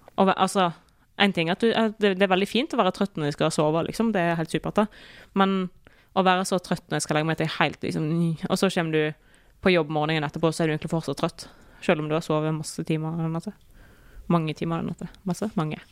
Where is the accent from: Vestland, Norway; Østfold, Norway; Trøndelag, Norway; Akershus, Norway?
Vestland, Norway; Osterøy; vi gjør det hjemme på Osterøy